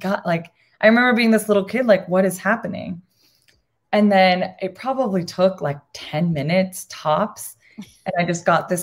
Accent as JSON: {"language": "English", "region": "Arizona", "country": "United States", "tie": "born or raised there", "also_born_or_lived": "Puerto Rico", "said": "I am Boricua. I was born in Puerto Rico. And I moved to Arizona when I was really little. So I moved here when I was 3."}